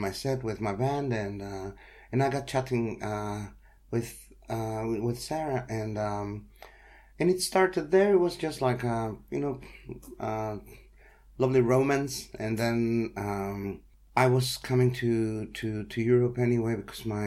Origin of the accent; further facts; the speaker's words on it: Mexico; moved away; I'm from Mexico